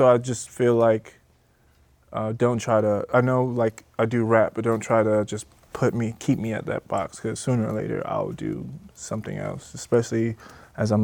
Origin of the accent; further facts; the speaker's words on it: Covington, Georgia, United States; also born or lived in New York, United States / Jamaica (ancestry); So I was actually born in New York, and 10 going on 11, I moved to Georgia. Covington, Georgia, to be exact. And I went to middle school, high school out there